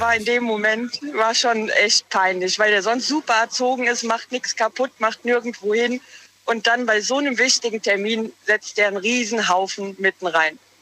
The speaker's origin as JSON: {"language": "German", "town": "Walmrod", "region": "Rhineland-Palatinate", "country": "Germany", "said": "Ich komme aus Walmroth im Westerwald"}